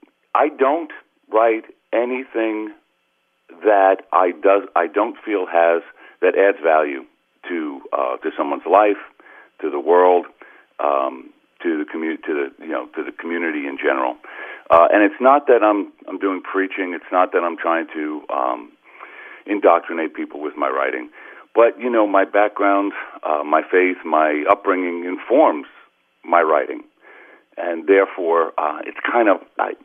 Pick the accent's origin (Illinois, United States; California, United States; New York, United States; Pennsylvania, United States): New York, United States; Uniondale; also born or lived in Greenpoint, Brooklyn; growing up on Long Island and going to Catholic grammar school